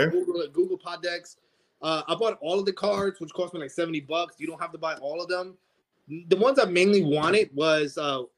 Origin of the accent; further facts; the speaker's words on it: South Carolina, United States; No, man. I grew up in South Carolina when I was a kid. So the story with my grandfather, it's in South Carolina. He had a ranch.